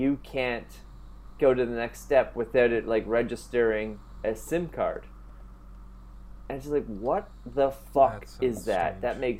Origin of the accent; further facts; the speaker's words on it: Canada; now in Italy; I'm living in Italy right now. Like, I'm from Canada.